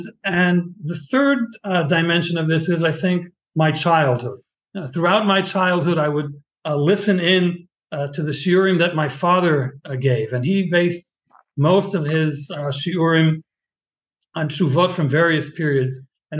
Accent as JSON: {"language": "English", "town": "Boston", "region": "Massachusetts", "country": "United States", "tie": "born or raised there", "lives_now": "Israel", "said": "I was born in Boston many years ago, and my childhood and adolescence. I was raised both in Boston and in Israel on and off, a year or two here, a year or two there."}